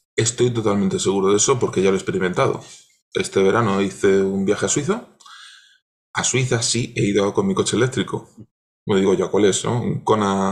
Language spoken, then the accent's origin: Spanish; Cartagena, Region of Murcia, Spain; cerca de donde yo nací, yo soy de Cartagena